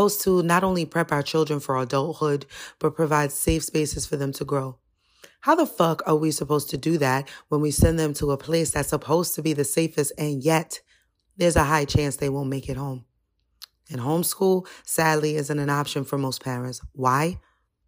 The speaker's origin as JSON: {"language": "English", "country": "United States", "said": "As an American"}